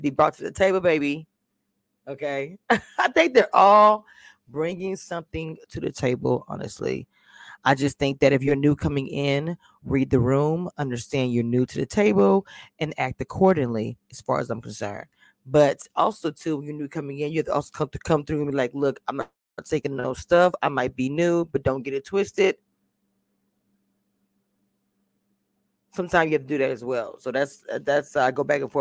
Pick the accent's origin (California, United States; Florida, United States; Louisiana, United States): Louisiana, United States; now in Texas, United States; I'm from Louisiana. I live in Texas.